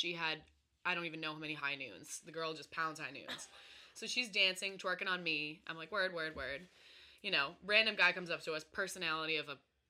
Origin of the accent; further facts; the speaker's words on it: Georgetown, Massachusetts, United States; also born or lived in Salem, Massachusetts; And the third guess, they got Georgetown. I was like, yeah, that's where I grew up.